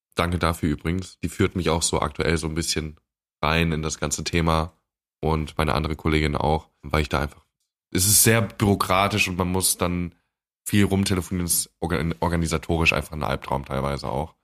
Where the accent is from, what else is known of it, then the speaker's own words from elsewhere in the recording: Germany; bei uns in Deutschland